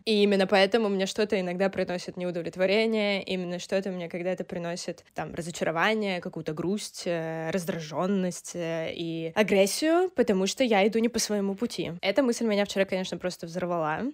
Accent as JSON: {"language": "Russian", "town": "Krasnodar", "region": "Krasnodar Krai", "country": "Russia", "tie": "born or raised there", "said": "я сейчас нахожусь в своей э, комнате, в которой я выросла, э, в Краснодаре"}